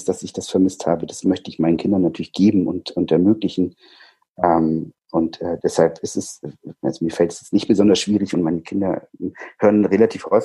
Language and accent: German; Baden-Württemberg, Germany; moved away; also born or lived in Schleswig-Holstein; ich komme ursprünglich aus Süddeutschland, äh, aus Baden-Württemberg, ähm, bin dann äh, nach Schleswig-Holstein gezogen, so weit weg, wie es irgendwie ging